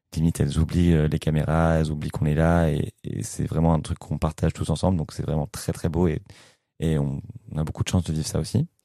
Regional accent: France; moi je suis français

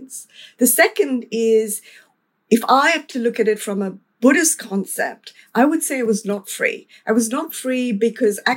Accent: South Africa; In terms of South Africa, when I was growing up

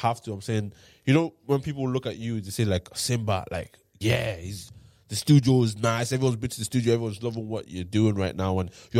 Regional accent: Ireland; accent: Irish; Being an Irish artist and rapping in an Irish accent is a very, very new thing in terms of for black people.

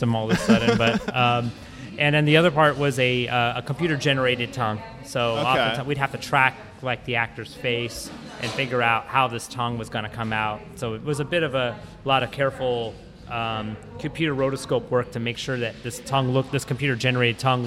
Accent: United States; I'm half Filipino and being born and raised in the States

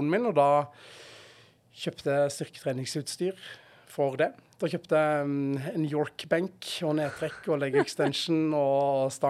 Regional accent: Arendal, Agder, Norway; also born or lived in Notodden / Oslo / Kristiansand; now in Stavanger, Norway; Jeg vokste opp i Arendal, eh, Arendal uh, på Sørlandet, ja.

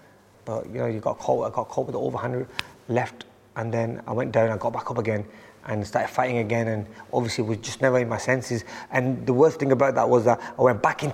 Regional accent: Bolton, North West England, United Kingdom; Growing up in Bolton

